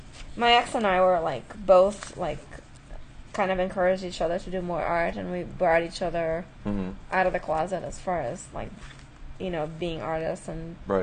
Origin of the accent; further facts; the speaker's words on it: Manaus, Amazonas, Brazil; Well, for me, I grew up in South America in the Amazon jungle.